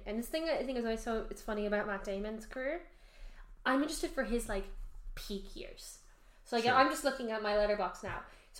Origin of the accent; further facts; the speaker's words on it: Ireland; We're Irish